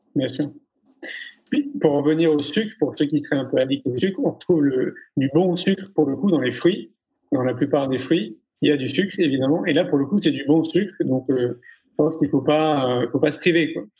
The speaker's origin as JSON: {"language": "French", "town": "Paris", "region": "Île-de-France", "country": "France", "tie": "born or raised there", "said": "moi j'ai grandi à Paris pendant 34 ans"}